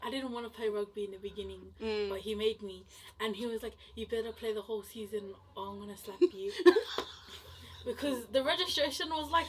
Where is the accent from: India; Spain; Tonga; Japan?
Tonga; I'm Tongan